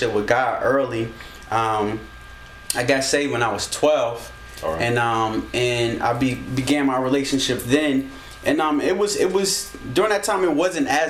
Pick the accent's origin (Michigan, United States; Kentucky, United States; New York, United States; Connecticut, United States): Michigan, United States; Detroit; also born or lived in Alaska / California; now in New Jersey, United States; I grew up in Detroit, and my grandparents, they were pastors